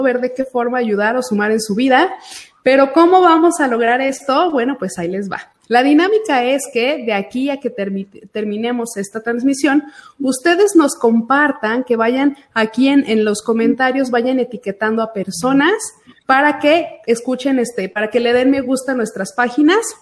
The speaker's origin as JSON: {"language": "Spanish", "region": "Aguascalientes", "country": "Mexico", "tie": "born or raised there", "said": "soy nacida aquí en Aguascalientes, vivo aquí en Aguascalientes"}